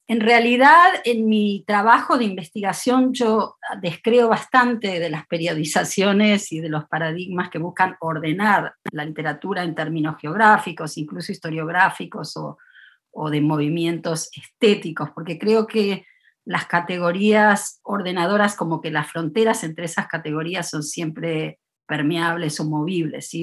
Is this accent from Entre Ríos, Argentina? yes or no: no; Buenos Aires, Argentina; now in Davis, United States; he pasado mucho más tiempo en Estados Unidos que en Argentina, en Buenos Aires, la ciudad donde nací